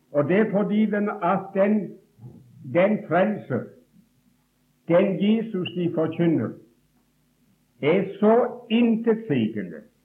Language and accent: Norwegian; Åkrehamn, Rogaland, Norway; also born or lived in Bergen; Gud besøkte oss hjemme i Åkrahamn